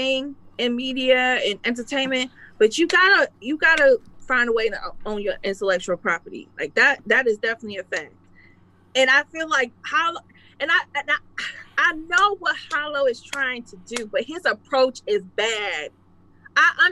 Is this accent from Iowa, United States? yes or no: no; Detroit, Michigan, United States; I'm from Detroit